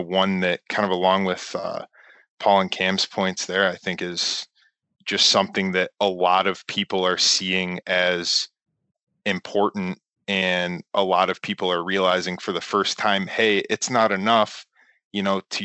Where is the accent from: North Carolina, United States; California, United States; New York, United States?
New York, United States; Western; I'm from Western New York in a predominantly white conservative community